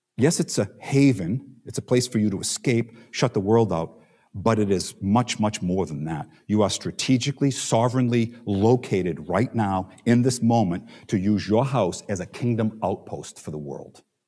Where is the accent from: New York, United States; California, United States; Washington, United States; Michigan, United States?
New York, United States; New York City; we're from Staten Island